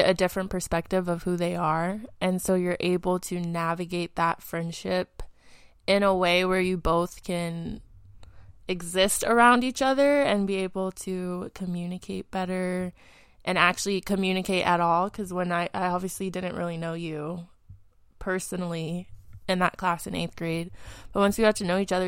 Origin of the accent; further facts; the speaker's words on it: Las Vegas, Nevada, United States; also born or lived in Florida; I'm from Las Vegas, Nevada, born and raised